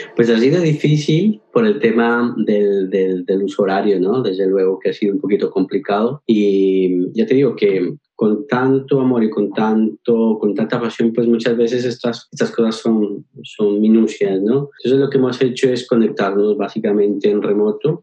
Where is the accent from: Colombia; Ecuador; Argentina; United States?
Colombia; Pasto, Nariño; now in Valencia, Spain; soy orgullosamente pastuso